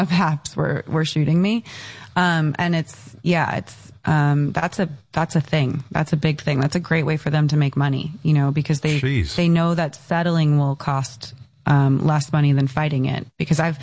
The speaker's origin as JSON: {"language": "English", "town": "Encinitas", "region": "California", "country": "United States", "tie": "born or raised there", "said": "I grew up in Encinitas in San Diego"}